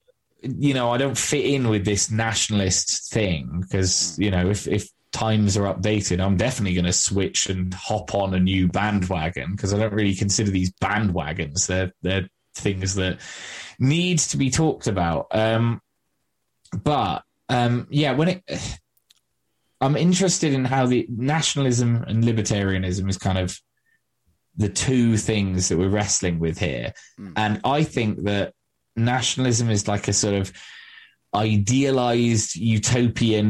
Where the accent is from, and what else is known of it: England, United Kingdom